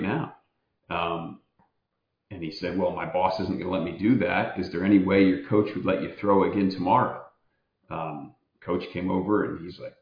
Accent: Kokomo, Indiana, United States; Kokomo, Indiana, my hometown

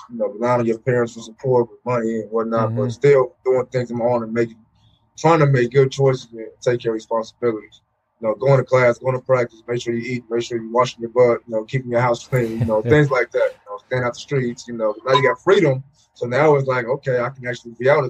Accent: Portland, United States; moved away as an adult; also born or lived in Hawaii; a good friend, Demetrius Davis, who I grew up with in Portland.

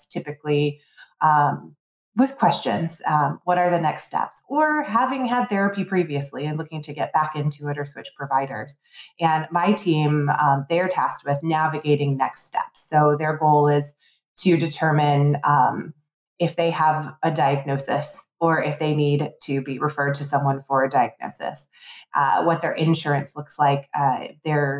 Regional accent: Plymouth-Canton area, Michigan, United States; I born and raised in Michigan. I left for about 10 years, but I grew up in the Plymouth Canton area

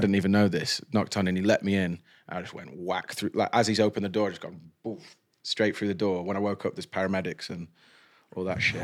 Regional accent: Stoke-on-Trent, West Midlands, United Kingdom; I'm a bloke from Stoke

